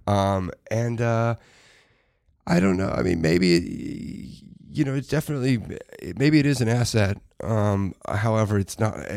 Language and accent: English; Dallas, Texas, United States; a replicate of of my life and where I grew up in Dallas.